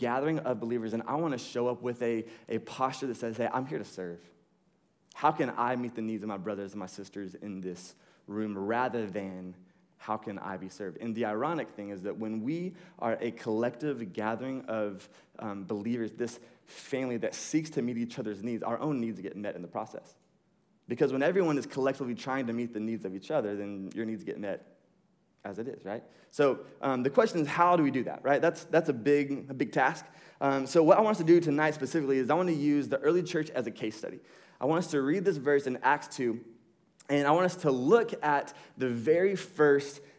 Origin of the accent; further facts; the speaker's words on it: United States; we grew up in America